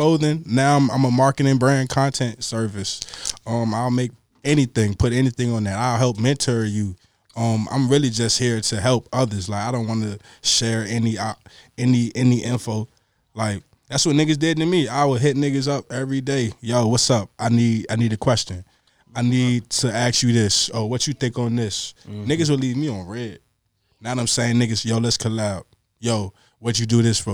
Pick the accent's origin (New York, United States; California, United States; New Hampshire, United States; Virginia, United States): Virginia, United States; Richmond; I was born and raised in Richmond, Virginia